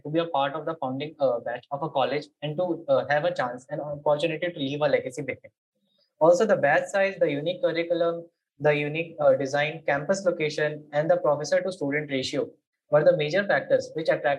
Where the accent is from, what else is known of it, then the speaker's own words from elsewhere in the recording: Patna, Bihar, India; I hail from Patna, Bihar.